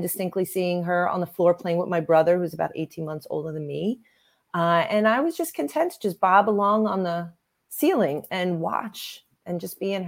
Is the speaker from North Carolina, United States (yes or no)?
no; Long Island, New York, United States; I grew up on Long Island, New York